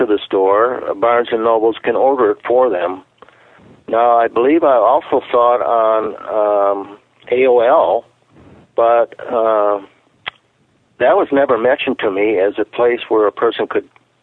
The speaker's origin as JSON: {"language": "English", "country": "United States", "said": "we as an American people"}